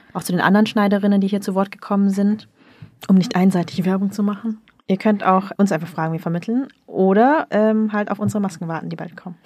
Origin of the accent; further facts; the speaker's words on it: the North, Northern Vietnam, Vietnam; ich komme ja auch aus dem Norden